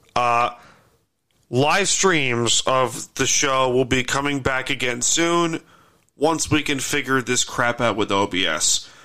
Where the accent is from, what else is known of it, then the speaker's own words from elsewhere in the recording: New York, United States; I'm a New Yorker